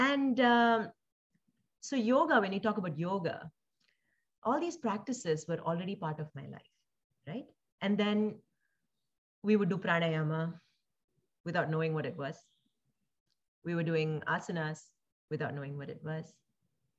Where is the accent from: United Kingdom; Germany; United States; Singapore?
Singapore; also born or lived in India / Palakkad, Kerala, India; so I was also born in India, and I grew up in Singapore.